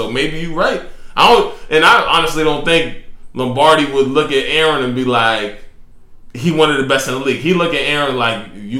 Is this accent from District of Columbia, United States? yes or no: no; Albany, New York, United States; me personally, I'm also from Albany.